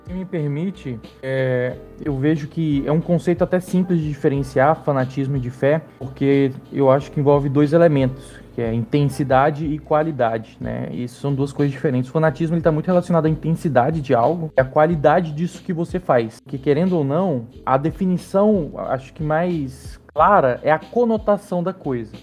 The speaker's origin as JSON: {"language": "Portuguese", "region": "interior of Pará", "country": "Brazil", "said": "Eu sou do interior do Pará, é, cresci num berço evangélico"}